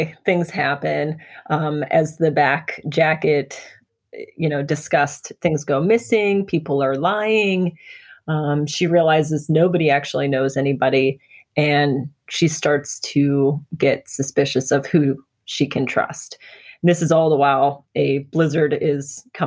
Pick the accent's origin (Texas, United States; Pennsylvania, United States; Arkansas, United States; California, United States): Pennsylvania, United States; Pittsburgh; born or raised there